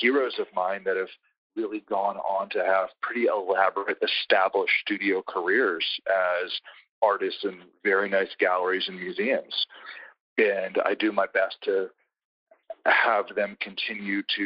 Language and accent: English; D.C., District of Columbia, United States; growing up outside of Washington, D.C.